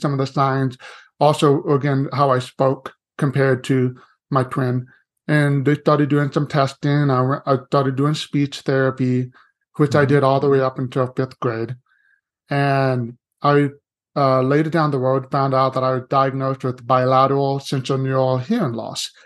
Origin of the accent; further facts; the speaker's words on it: Seguin, Texas, United States; also born or lived in Corpus Christi, Texas; now in San Antonio, United States; I was born in Corpus Christi by the coast, but did pretty much all of my living and education in Seguin, Texas, about 45 minutes east of San Antonio